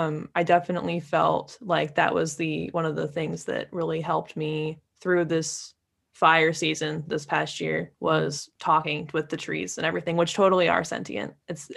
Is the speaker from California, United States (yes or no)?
yes; California, United States; Yeah, I grew up around Lake Tahoe, just south of there in California.